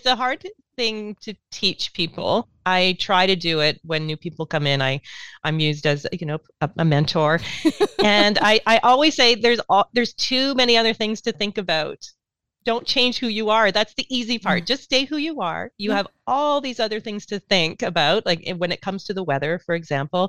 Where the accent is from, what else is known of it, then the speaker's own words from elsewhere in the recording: St. Catharines, Ontario, Canada; we had something called the Speech Arts Festival where I grew up in St. Catharines